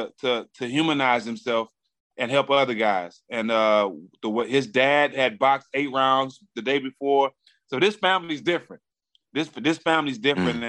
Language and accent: English; Texas, United States; I'm from Texas. Being from Texas, I have a great relationship with the Charlos and Errol Spence.